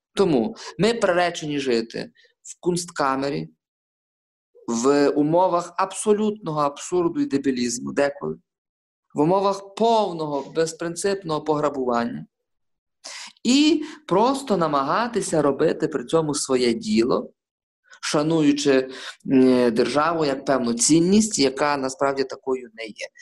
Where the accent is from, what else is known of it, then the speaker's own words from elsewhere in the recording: Lviv, Lviv Oblast, Ukraine; я, як львів'янин, е, інколи взагалі е, своїм капіталом вважаю власне свою львівськість.